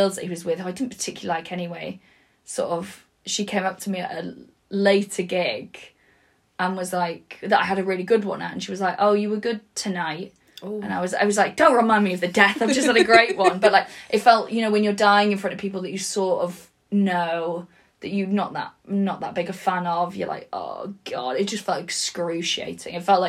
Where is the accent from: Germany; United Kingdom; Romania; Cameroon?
United Kingdom; Wales; I used to just say like I'm Welsh. It was like sort of my opening thing